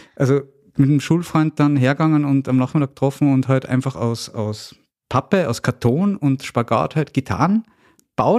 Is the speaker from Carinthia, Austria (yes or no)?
no; Salzburg, Austria; born and raised in Salzburg